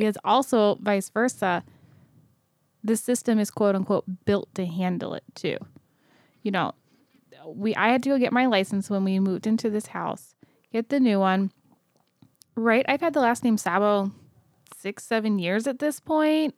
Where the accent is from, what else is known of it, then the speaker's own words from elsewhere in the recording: Kentucky, United States; I was born in Kentucky